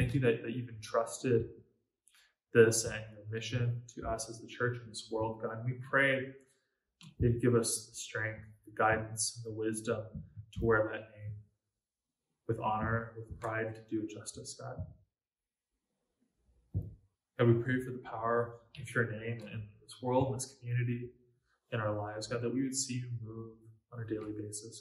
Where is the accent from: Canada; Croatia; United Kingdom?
Canada; as a Canadian and as a Christian